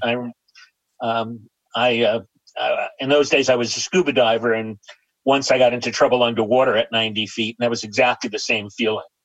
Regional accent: New York City, New York, United States; I grew up in New York City in an area called Astoria, New York

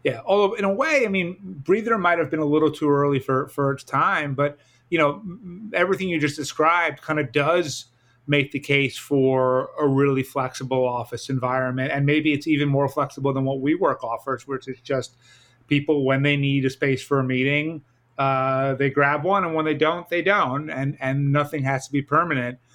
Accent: New York City, New York, United States; as a New Yorker

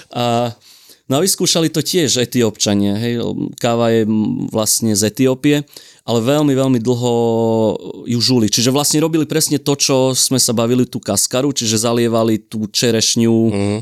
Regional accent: Šahy, Nitra Region, Slovakia; sme už v Šahách v mojom rodnom meste

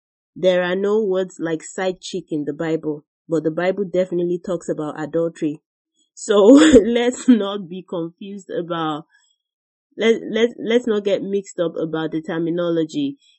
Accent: Nigeria; our upbringing, the way we were raised in Nigeria

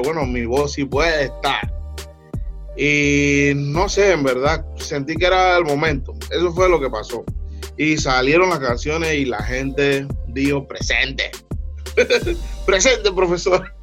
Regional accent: Panama City, Panama; Río abajo es el sistema, yo le digo así, es, mi área donde yo me crié

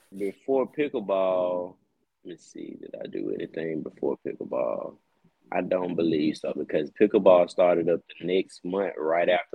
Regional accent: Jackson, United States; I'm from Jackson

